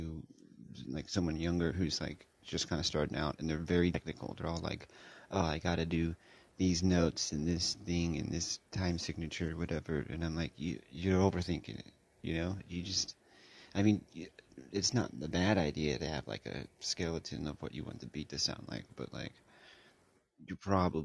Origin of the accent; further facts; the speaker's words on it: California, United States; I'm from California